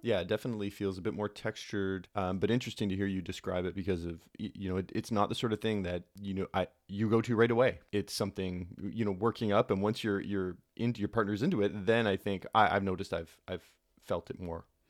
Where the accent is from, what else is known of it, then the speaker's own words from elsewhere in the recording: Brampton, Ontario, Canada; I grew up in Brampton